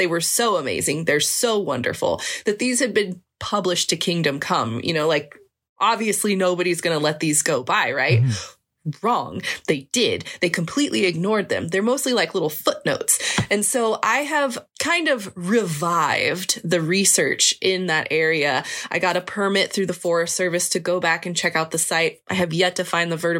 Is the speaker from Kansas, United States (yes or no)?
yes; Kansas, United States; moved away; I grew up in Kansas